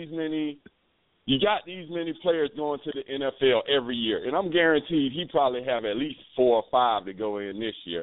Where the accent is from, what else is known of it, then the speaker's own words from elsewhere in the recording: Jacksonville, Florida, United States; also born or lived in Cincinnati, Ohio; I'm from Duval County